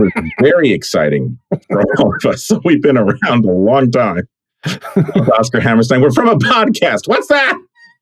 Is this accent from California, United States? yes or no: yes; California, United States; also born or lived in Brooklyn, New York; growing up in California, we rarely went back to New York